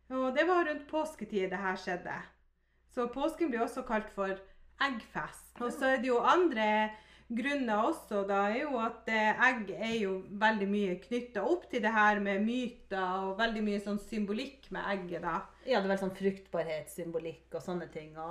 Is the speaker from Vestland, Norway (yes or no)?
no; Finnmark, Norway; Vi er jo fra Finnmark, og da var måsegg litt sånn stort, da.